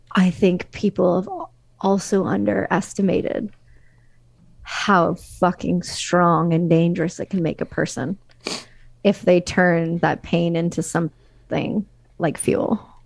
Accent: Canada; as a Canadian citizen

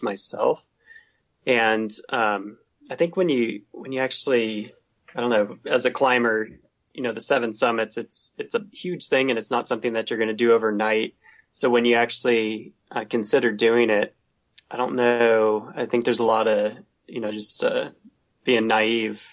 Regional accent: Southern Oregon, United States; moved away; also born or lived in San Diego / Pacific Northwest; I grew up in Southern Oregon, so there's mountains there

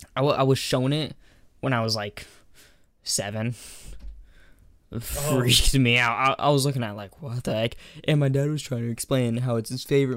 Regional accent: Alaska, United States; I was born here. I was raised in Alaska. And then I kept on moving around the country and stuff. I've been all around America.

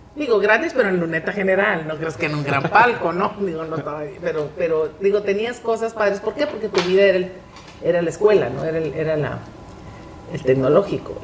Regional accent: Monterrey, Nuevo León, Mexico; yo que soy una regiomontana de cepa

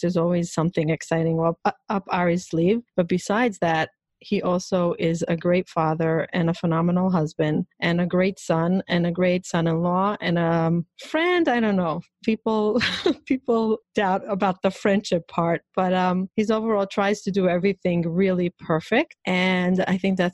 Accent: Israel; moved away as an adult; now in New York, United States; I grew up in Israel.

